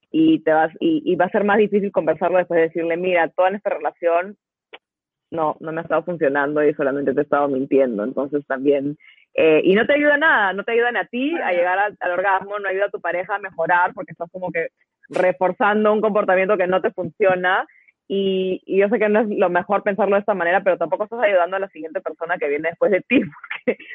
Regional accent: United States; Y no, soy gringa

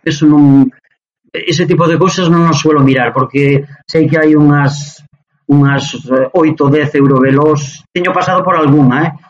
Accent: Muíños, Galicia, Spain; born or raised there; also born or lived in Allariz

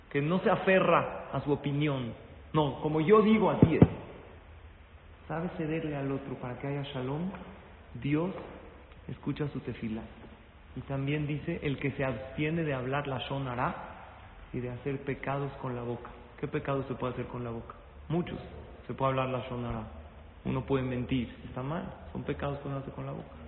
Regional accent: Mexico; Nosotros somos de México, vine con mi hijo a ponerle el tefilín

